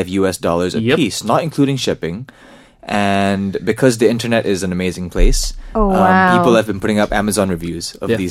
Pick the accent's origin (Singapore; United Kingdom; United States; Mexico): Singapore; I was born in Singapore and I have a Singaporean passport.